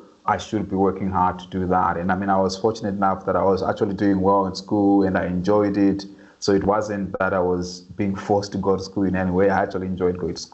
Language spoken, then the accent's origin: English; Harare, Zimbabwe; moved away; I grew up in a low-income neighborhood in the outskirts of Harare, the capital of Zimbabwe